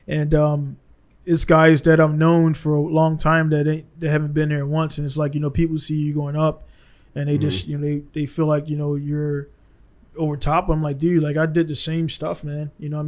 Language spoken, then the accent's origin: English; United States; I'm an American guy, prior military, honorable discharge